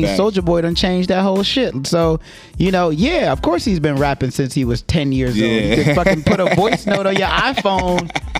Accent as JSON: {"language": "English", "town": "New York City", "region": "New York", "country": "United States", "moved": "yes", "said": "I'm from Brooklyn"}